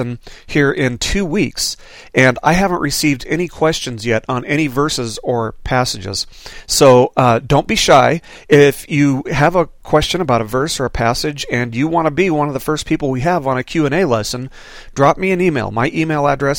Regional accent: Las Vegas, Nevada, United States; When I was growing up in Las Vegas, I lived about half a mile away from a 7-Eleven convenience store

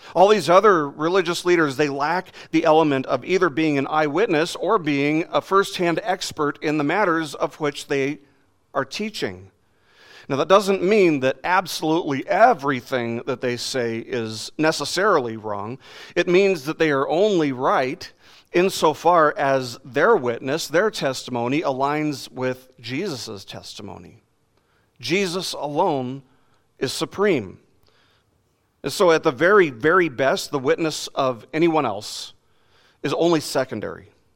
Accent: Las Vegas, Nevada, United States; I grew up in Las Vegas

